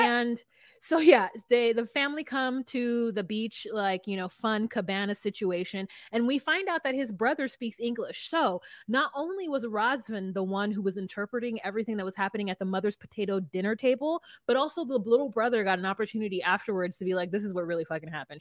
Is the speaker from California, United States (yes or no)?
yes; Southern California, United States; I'm from California